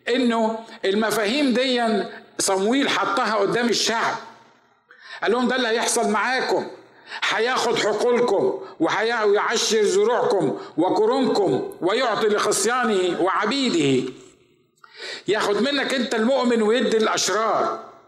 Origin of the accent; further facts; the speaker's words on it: Upper Egypt, Egypt; now in United States; عندنا في الصعيد